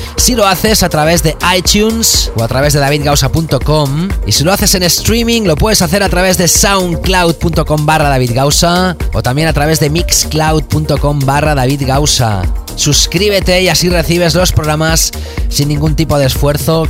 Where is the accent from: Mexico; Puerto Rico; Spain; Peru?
Spain; Barcelona, Catalonia; also born or lived in Doha, Qatar; voy a estar de nuevo en mi ciudad natal, que voy a regresar